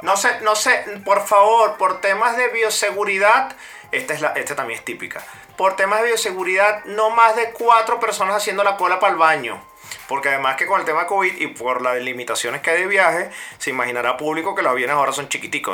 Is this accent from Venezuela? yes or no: yes; Venezuela; moved away; como venezolano